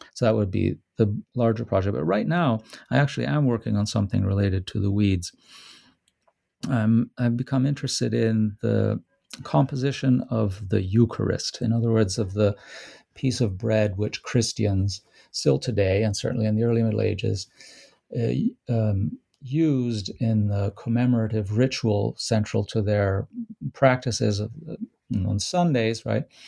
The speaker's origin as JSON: {"language": "English", "town": "Rome", "region": "Lazio", "country": "Italy", "tie": "born or raised there", "said": "Rome, which is my hometown"}